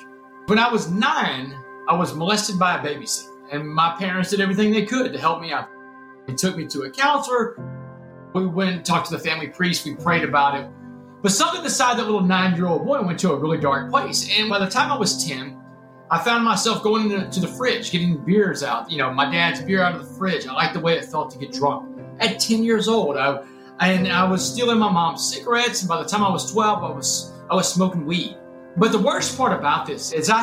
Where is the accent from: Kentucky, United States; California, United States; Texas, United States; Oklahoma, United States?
Texas, United States; I was the star quarterback in my hometown